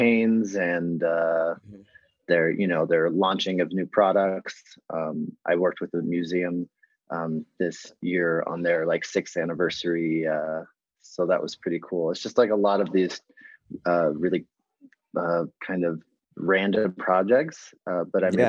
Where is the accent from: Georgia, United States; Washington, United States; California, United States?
California, United States; Los Angeles; We grew up in Los Angeles